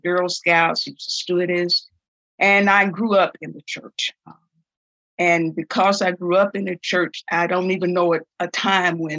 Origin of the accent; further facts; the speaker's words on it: Bessemer, Alabama, United States; born and raised in Bessemer, Alabama.